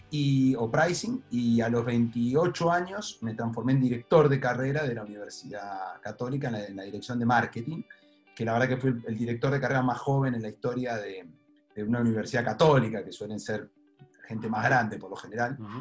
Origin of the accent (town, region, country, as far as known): La Plata, Buenos Aires Province, Argentina; born or raised there; also born or lived in Trenque Lauquen